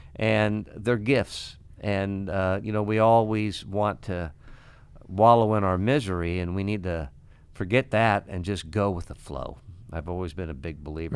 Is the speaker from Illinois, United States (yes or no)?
yes; Ottawa, Illinois, United States; now in Iowa City, United States; I went to Ottawa and, uh, opened up a restaurant bar and wanted to go back to my hometown